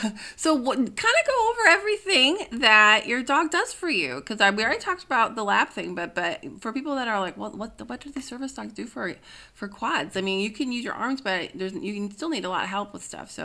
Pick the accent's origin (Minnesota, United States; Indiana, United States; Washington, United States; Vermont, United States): Minnesota, United States; I'm from Minnesota